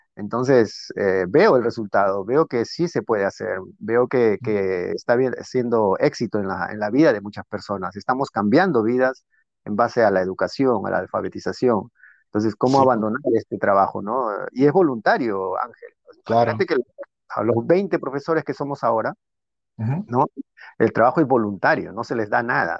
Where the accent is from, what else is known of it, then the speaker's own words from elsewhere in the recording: Peru; now in United States; como peruano